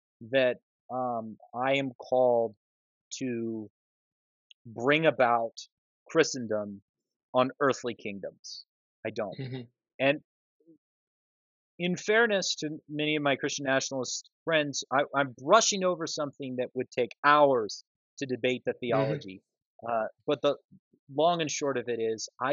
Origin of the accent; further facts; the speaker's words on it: Moscow, Idaho, United States; I'm from Moscow, Idaho